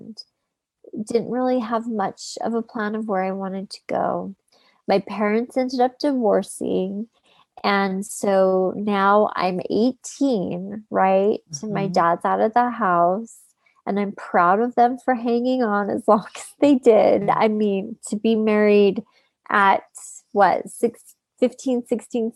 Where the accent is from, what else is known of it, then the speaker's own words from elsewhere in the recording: Utah, United States; also born or lived in Los Angeles; my hometown, which was Utah